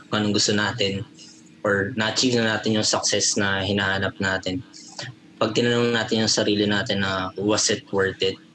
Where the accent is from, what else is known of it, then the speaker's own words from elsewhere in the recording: Pampanga, Philippines; kapampangan kasi ako.